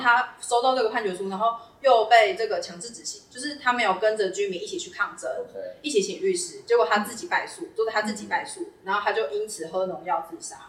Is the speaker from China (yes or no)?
no; Fengyuan, Taichung, Taiwan; 我是台中人，我是嗯。台中丰原人